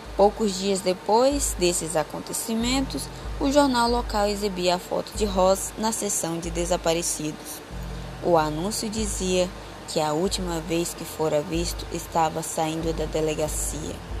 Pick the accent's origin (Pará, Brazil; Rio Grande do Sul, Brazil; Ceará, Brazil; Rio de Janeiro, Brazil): Pará, Brazil; São Félix do Xingu; sou de São Félix do Xingu, Pará.